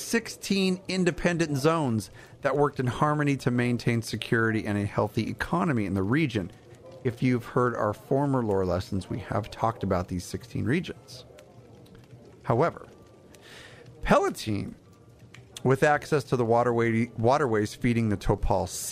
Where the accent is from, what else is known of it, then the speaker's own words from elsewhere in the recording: California, United States; I'm from California.